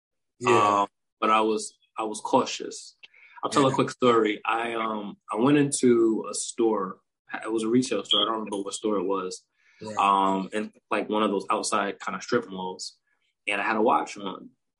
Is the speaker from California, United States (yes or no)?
no; New York, United States; when I was growing up in New York